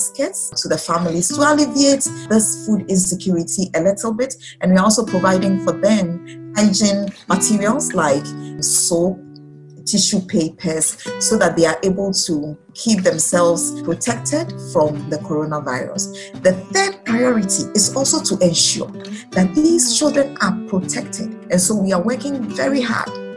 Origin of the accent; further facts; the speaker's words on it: Ghana; I'm from Ghana